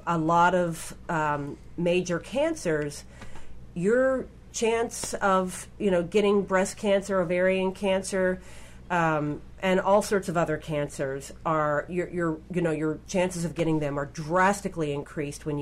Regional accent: Kentucky, United States; I grew up in Kentucky

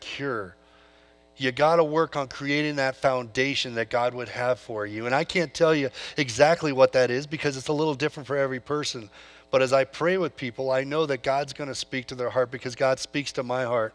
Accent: California, United States; moved away; I come from California. Grew up on a farm there

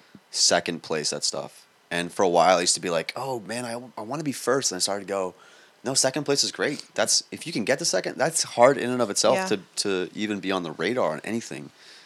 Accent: Queens, New York, United States; also born or lived in Long Island; I was born in Queens. Then nice. My parents got money after 25 years of saving money. We used to live in a one bedroom in Queens, and then we one day just moved to a house in Long Island

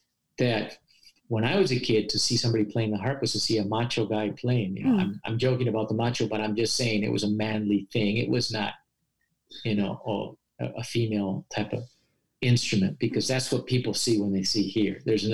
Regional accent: Paraguay; And so that was very noticeable that growing up in Paraguay, you had all these successful musicians of folk music traveling around the world, you know.

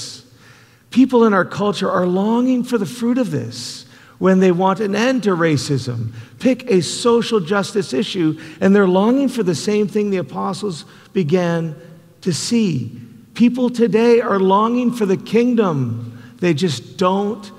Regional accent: Canada; now in United States; I'm a Canadian

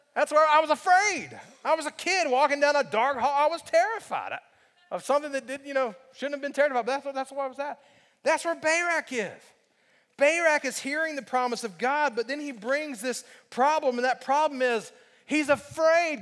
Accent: Alabama, United States; When I was growing up in Alabama, um, I grew up in a pastor's home.

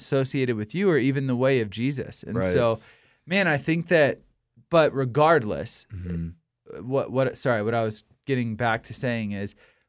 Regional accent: Virginia, United States; Like as a Christian, I grew up in Virginia, which is a relatively conservative state. And when I go back home, I'm probably considered the most liberal person like my family's ever been around in the world.

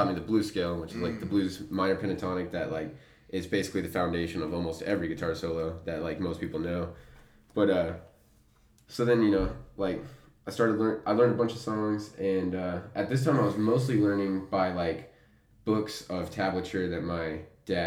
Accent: Amarillo, Texas, United States; I'm born and raised in Amarillo, Texas

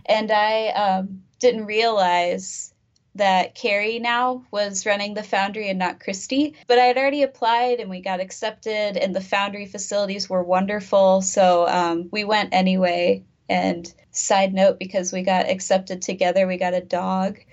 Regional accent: East Peoria, Illinois, United States; also born or lived in Carbondale, Illinois; I'm from East Peoria, Illinois originally, and then I kind of moved around for undergrad and grad school then just came back

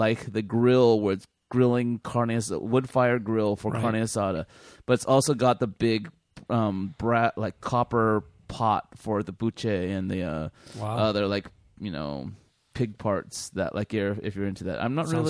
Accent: California, United States; Dude, I grew up in California, man.

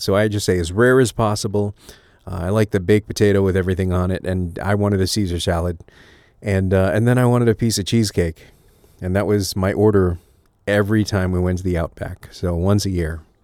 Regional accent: Connecticut, United States; I grew up in Connecticut

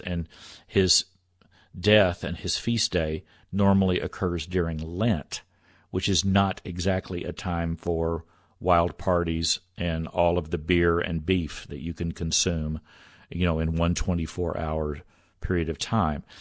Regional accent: Texas, United States; I grew up Southern Baptist in Texas

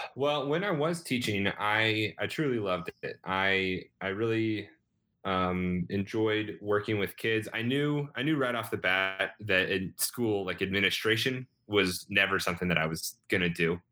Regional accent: Rogersville, Missouri, United States; moved away as an adult; now in Chicago, United States; I grew up in Rogersville, Missouri, which is outside of Springfield, Missouri

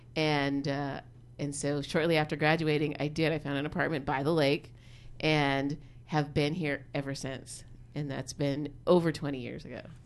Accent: Seattle, Washington, United States; moved away as an adult; also born or lived in Berkeley, California; now in Oakland, United States; I'm from Seattle originally

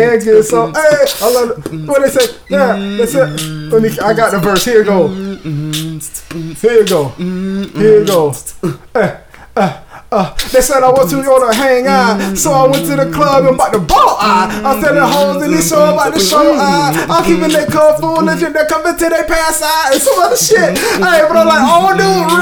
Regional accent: Gainesville, Florida, United States

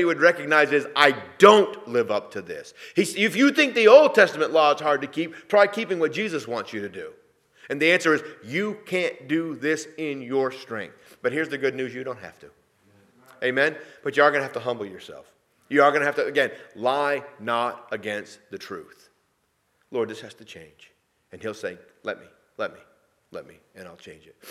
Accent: New England, United States; moved away; Sheila and I come from New England

